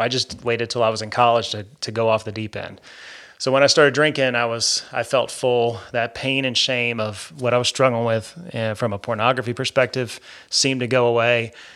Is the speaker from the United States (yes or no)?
yes; Georgia, United States; also born or lived in New York; I was born in New York some forty-two years ago. to a hardworking Catholic couple, and they moved here to Georgia right before my second birthday